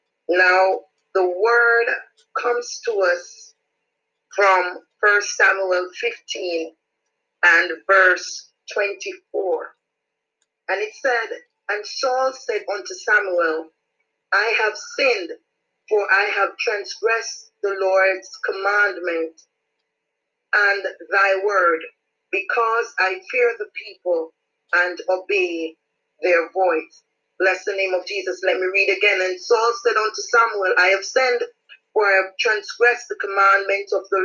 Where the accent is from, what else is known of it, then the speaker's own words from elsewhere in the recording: Jamaica; praise God, and I am from Jamaica.